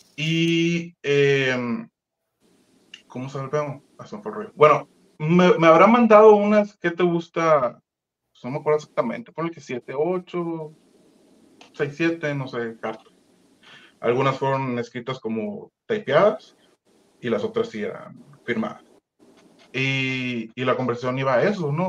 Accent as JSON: {"language": "Spanish", "region": "Sonora", "country": "Mexico", "also_born_or_lived": "Mexico City", "moved": "as an adult", "said": "pues yo soy del estado de Sonora, vivo en un pueblito muy chiquito."}